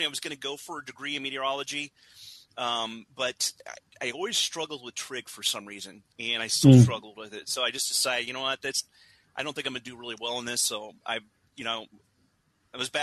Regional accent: Indiana, United States; grew up in Indiana

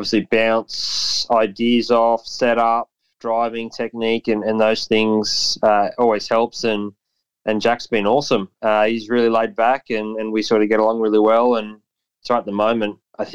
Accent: Canberra, Australian Capital Territory, Australia; dad's been a sole trader since whenever I can remember. He started just downstairs at our family home in Tuggeranong

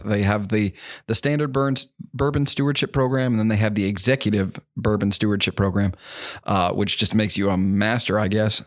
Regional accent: Hamburg, Pennsylvania, United States; moved away as an adult; now in Kentucky, United States; I was born in Pennsylvania, um, just about an hour outside of Philly, a little town called Hamburg

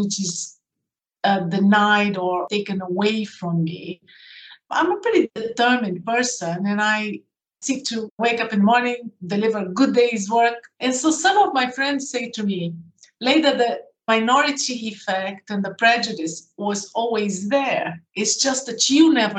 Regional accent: Brazil; moved away as an adult; also born or lived in United Kingdom; I grew up in Brazil and I did my first degree in Brazil in engineering. And then I came to the UK to do a postgraduate in engineering

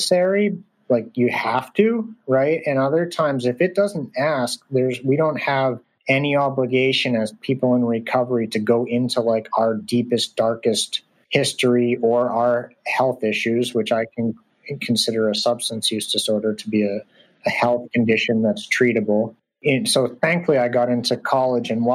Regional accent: Portland, Maine, United States; Portland, Maine is a refugee resettlement center. So actually that's probably why Reza ended up there in my hometown.

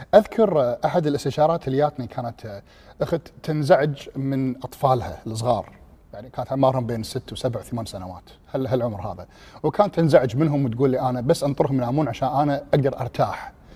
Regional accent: Kuwait; also born or lived in England; انا من الكويت

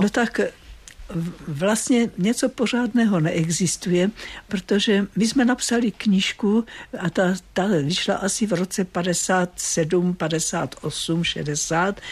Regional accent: Moravian Slovakia, Zlín Region, Czechia; now in Prague, Czech Republic; já jsem taky ze Slovácka

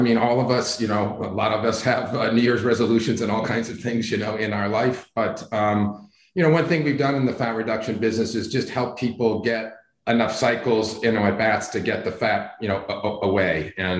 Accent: Midwest, United States; Well, I'm from the Midwest. I went to school there.

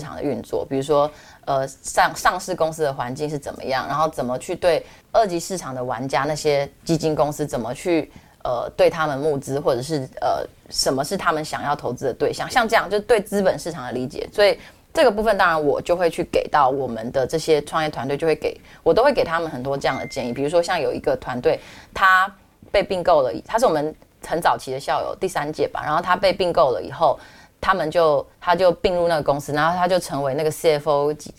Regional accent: Taiwan; 从我是台湾人角度，我觉得很棒啊

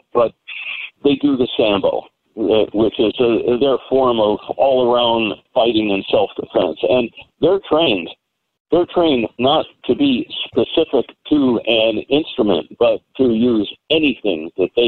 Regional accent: United States; I'm an American police officer

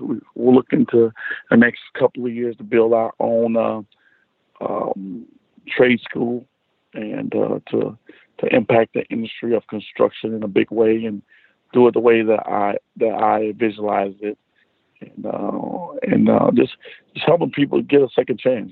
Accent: South Florida, United States; I'm from South Florida.

